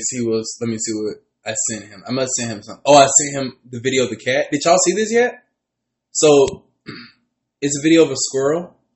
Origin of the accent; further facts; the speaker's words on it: Alabama, United States; I was born in Alabama bathtub.